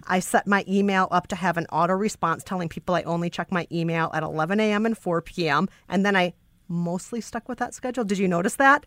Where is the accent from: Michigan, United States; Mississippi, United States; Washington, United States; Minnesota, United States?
Minnesota, United States; Bloomington; I'm from Bloomington